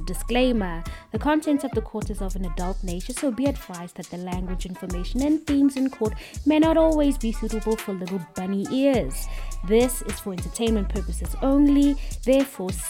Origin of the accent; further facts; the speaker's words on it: South Africa; I'm South African